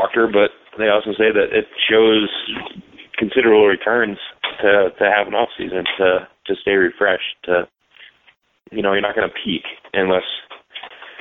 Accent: New England, United States; I'm from New England

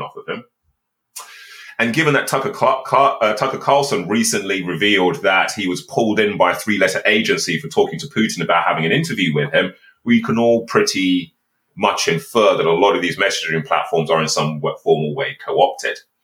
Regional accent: Birmingham, West Midlands, United Kingdom; I'm actually from a council estate in Birmingham

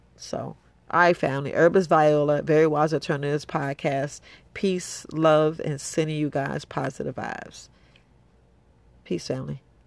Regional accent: New York, United States; I'm from New York

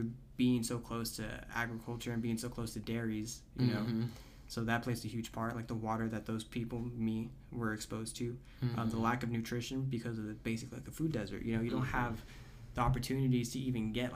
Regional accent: Orosi, California, United States; I grew up in Orosi, California

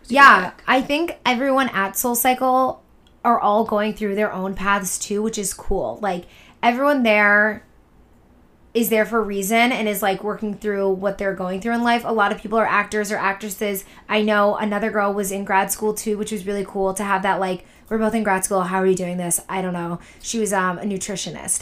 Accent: Boston, Massachusetts, United States; moved away; also born or lived in Syracuse / New York; I'm from Boston, so I have grown up going to New York

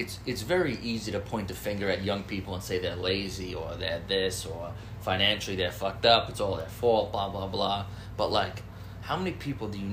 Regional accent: United States; I'm totally American.

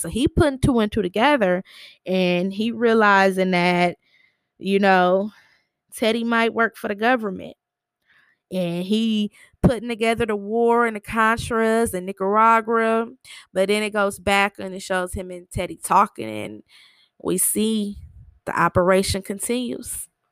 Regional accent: Michigan, United States; I'm from Michigan.

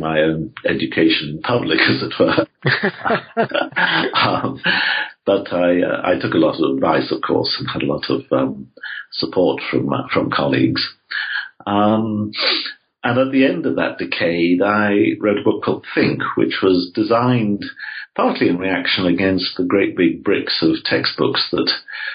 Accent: England, United Kingdom; I grew up in England, as you can no doubt tell from my voice.

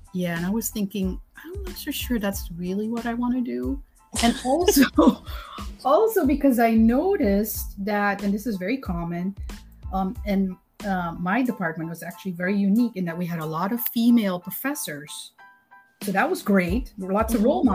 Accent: Suriname; born or raised there; moved away as an adult; now in United States

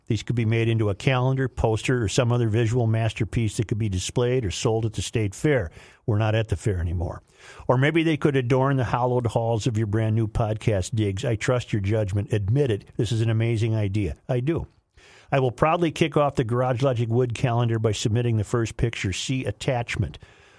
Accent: Washington, United States; also born or lived in Minnesota; Since moving back to my home state of Washington in 2002

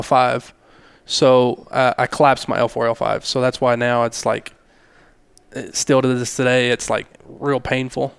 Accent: Hobbs, New Mexico, United States; I grew up in Hobbs.

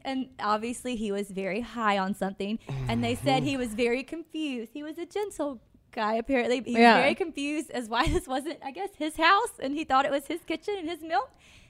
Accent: Mississippi, United States; also born or lived in Chicago; I lived in Chicago, because I was born and raised in Mississippi.

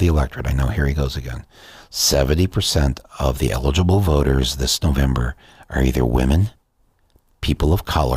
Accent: Flint, Michigan, United States; my hometown of Flint, Michigan

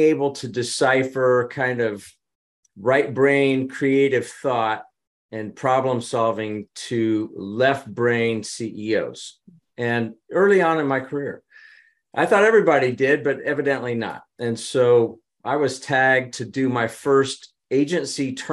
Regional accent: Midwest, United States; I was from the Midwest

